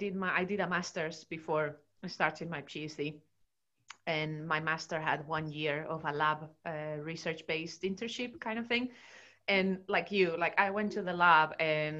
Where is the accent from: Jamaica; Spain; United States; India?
Spain; moved away; I did all my education in Spain. In my home country.